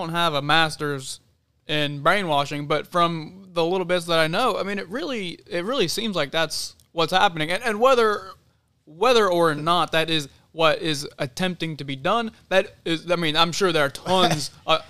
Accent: Murfreesboro, Tennessee, United States; now in Huntsville, United States; Back in Murfreesboro, my hometown

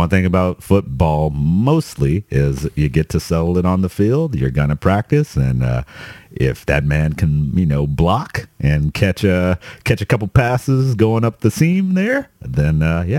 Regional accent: United States; as an American

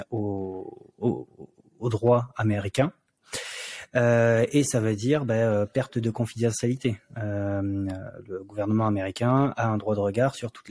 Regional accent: France; puisque on est français et que euh, quasiment toute notre équipe est française

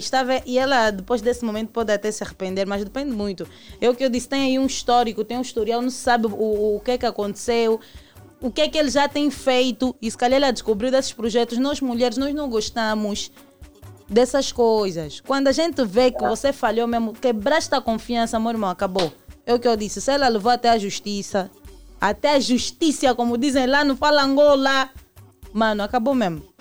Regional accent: Luanda, Luanda Province, Angola; Sou do Rangel, sou do Rangu

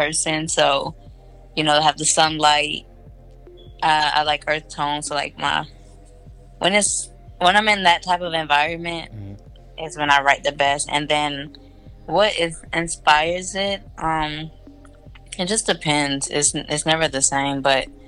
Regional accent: Beaufort, South Carolina, United States; also born or lived in Columbia, South Carolina; I was born in Beaufort, South Carolina

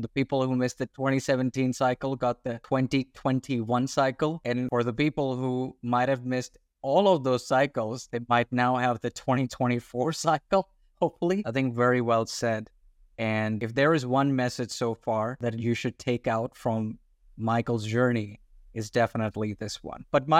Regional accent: Australia; also born or lived in India; So I'm an Indian born Australian. So I was born in India and then at a young age, I moved to Australia.

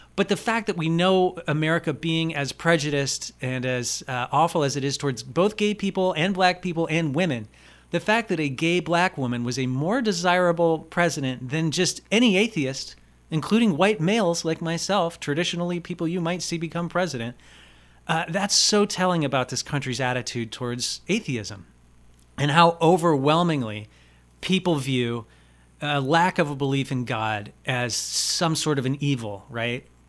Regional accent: United States; I'm an American

